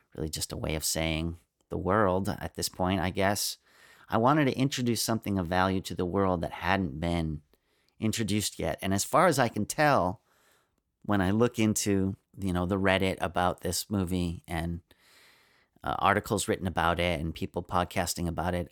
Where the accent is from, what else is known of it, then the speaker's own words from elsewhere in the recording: United States; I'm an American.